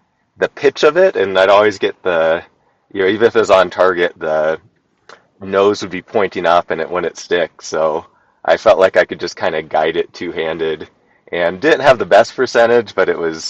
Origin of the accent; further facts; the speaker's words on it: Central Washington, United States; moved away as an adult; now in Alaska, United States; I grew up in Washington State, Central Washington, kind of desert area